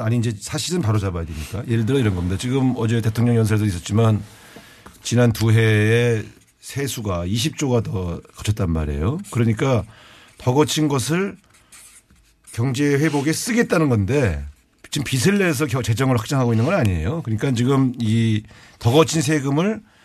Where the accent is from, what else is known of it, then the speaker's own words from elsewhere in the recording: Cheorwon, Gangwon, South Korea; 제가 고향이 그 접경 지역 강원도 철원 출신이라서